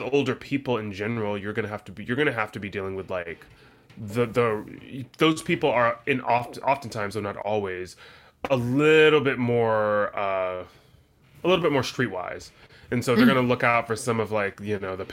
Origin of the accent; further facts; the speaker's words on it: the South, United States; I'm from the South